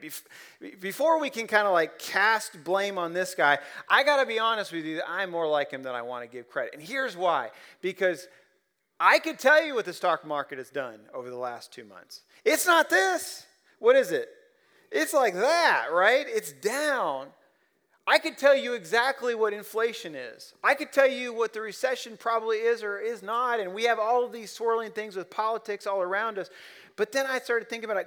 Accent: Ohio, United States; now in Central Kentucky, United States; I'm just a hick from Ohio

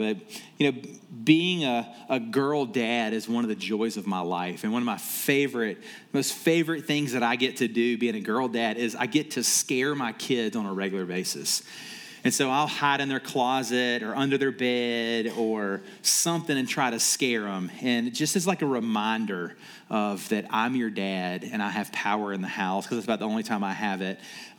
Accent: Columbia, South Carolina, United States; accent: southern; moved away as an adult; now in Pittsburgh, United States; pastor of Steel City Church. You can probably tell I'm not from Pittsburgh. Got a little bit of a southern accent that you'll hear come out as I get going. I'm originally from Columbia, South Carolina. Moved out to Pittsburgh about 3 years ago now

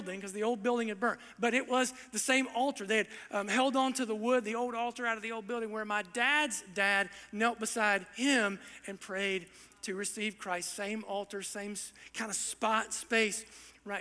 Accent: Southern Ohio, United States; my background growing up in Southern Ohio

